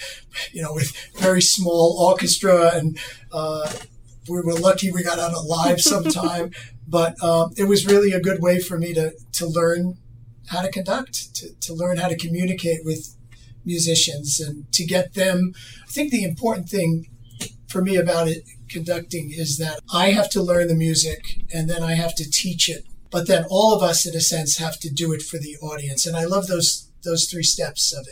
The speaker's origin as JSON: {"language": "English", "town": "New York City", "region": "New York", "country": "United States", "tie": "born or raised there", "said": "I grew up on Staten Island"}